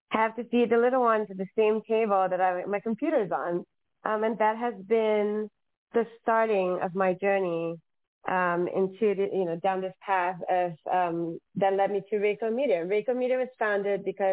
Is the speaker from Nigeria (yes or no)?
no; Singapore; now in Los Angeles, United States; I'm from Singapore. I have no family in Los Angeles.